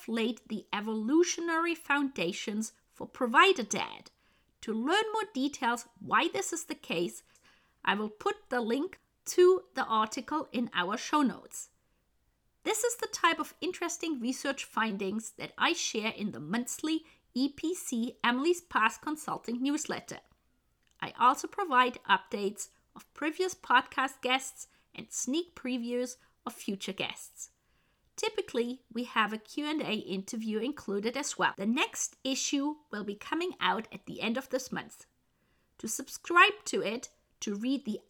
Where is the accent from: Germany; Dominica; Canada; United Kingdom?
Germany; Bavaria; when I was growing up in Germany and Bavaria